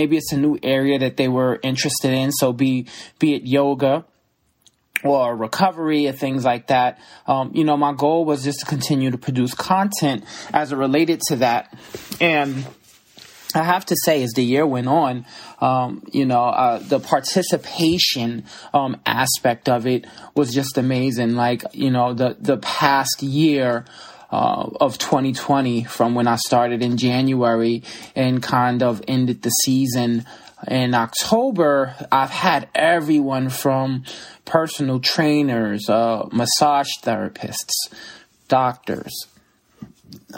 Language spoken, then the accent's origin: English; New York City, New York, United States; also born or lived in Brooklyn, New York; I grew up in the Bronx, New York.